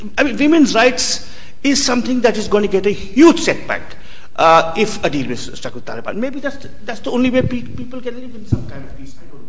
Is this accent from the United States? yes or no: no; India; I'm Indian.